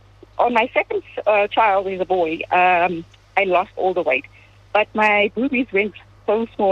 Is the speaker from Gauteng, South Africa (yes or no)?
yes; Benoni, Gauteng, South Africa; I'm from Benoni. I'm an Indian 36-year-old woman